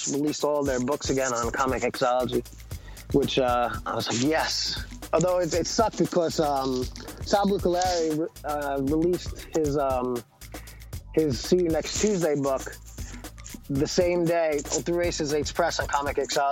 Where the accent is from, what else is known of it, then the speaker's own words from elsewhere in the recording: United States; I'm not ashamed to be American